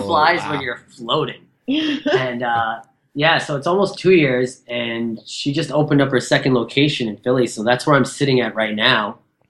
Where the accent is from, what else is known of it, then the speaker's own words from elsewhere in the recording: Canada; Yeah, I'm Canadian, so that's why.